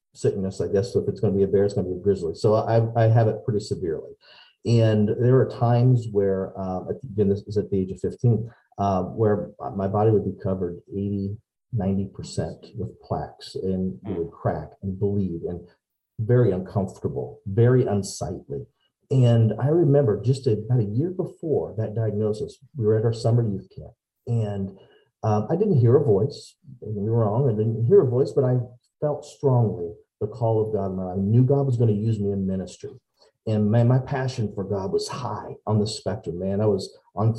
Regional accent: Decatur, Illinois, United States; I am from Decatur, Illinois, born and raised

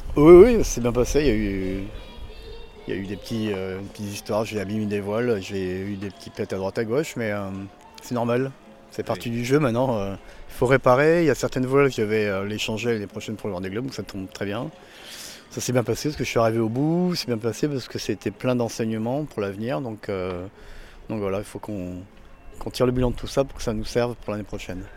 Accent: Arcachon, Nouvelle-Aquitaine, France; Quand j'étais jeune à Arcachon

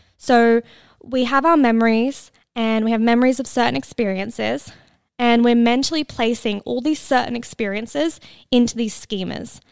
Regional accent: Australia; I'm Australian.

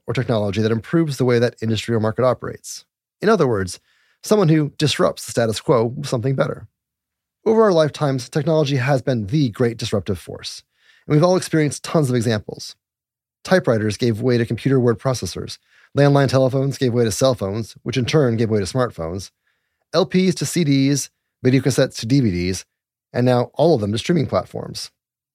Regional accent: Littleton, Colorado, United States; also born or lived in Golden, Colorado; I was raised in Colorado too? I was raised in Littleton and then Golden

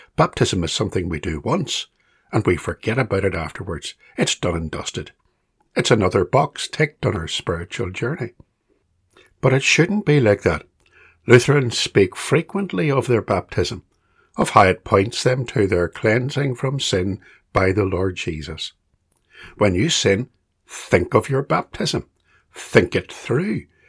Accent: Belfast, Northern Ireland, United Kingdom; When I was a small boy growing up in Belfast

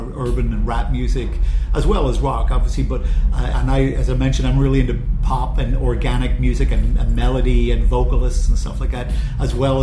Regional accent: Belfast, Northern Ireland, United Kingdom; I'm from Belfast

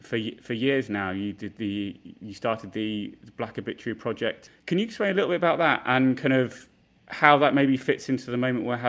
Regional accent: United Kingdom; moved away as an adult; now in United States; I'm a British journalist living and working in America

